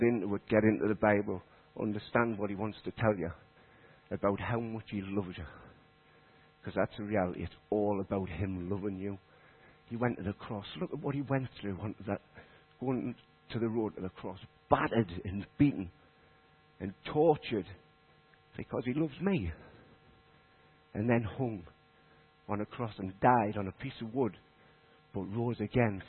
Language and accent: English; Consett, North East England, United Kingdom; moved away as an adult; also born or lived in Leadgate; now in Shilbottle, United Kingdom; I'm from Durham. I lived in Consett. I was brought up in Consett